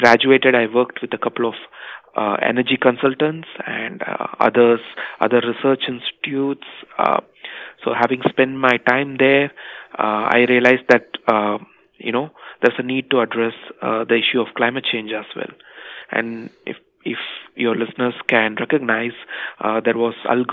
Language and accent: English; India; moved away as an adult; also born or lived in United Kingdom; I was born and raised in India